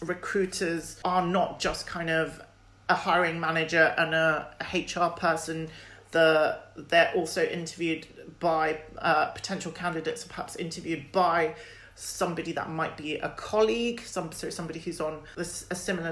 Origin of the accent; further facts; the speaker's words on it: London, United Kingdom; I'm British and I'm born and bred in London